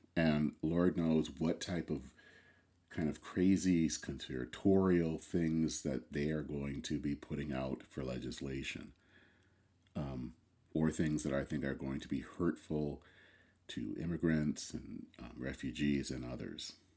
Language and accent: English; Flint, Michigan, United States; I come from Flint, Michigan. Flint was the town where G M was born. Um, it was, for me, growing up as a kid in the seventies and eighties